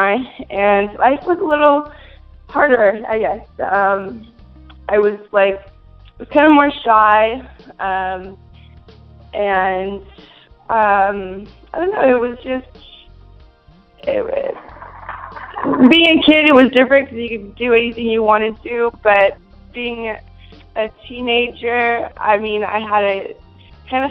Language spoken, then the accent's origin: English; Minnesota, United States; now in California, United States; I'm originally from Minnesota. I was born and raised